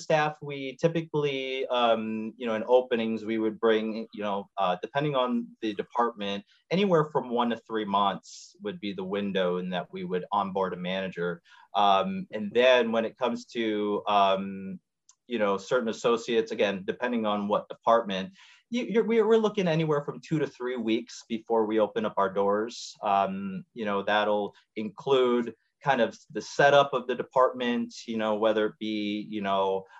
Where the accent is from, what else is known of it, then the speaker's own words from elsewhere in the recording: Schaumburg, Illinois, United States; also born or lived in Chicago / Houston; now in Arlington Heights, United States; I was born and raised in Schaumburg, Illinois.